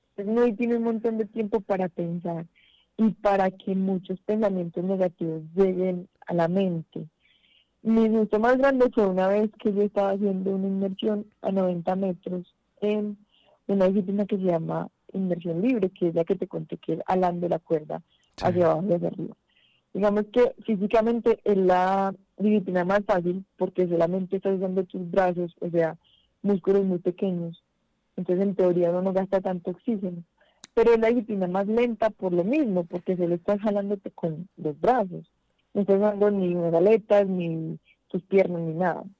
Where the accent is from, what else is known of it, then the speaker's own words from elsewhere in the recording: Pereira, Risaralda, Colombia; moved away; allá en Pereira, que es mi ciudad natal